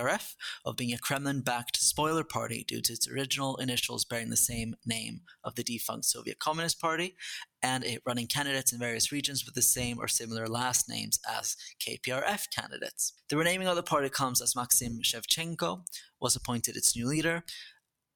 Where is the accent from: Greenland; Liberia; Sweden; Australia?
Sweden; I'm from Sweden, which is a proportional system with lots of different intrigues and alliances